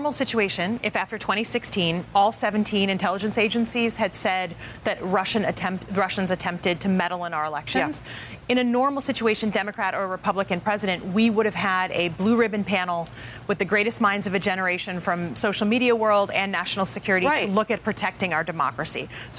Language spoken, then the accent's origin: English; Michigan, United States; I'm a representative from Michigan.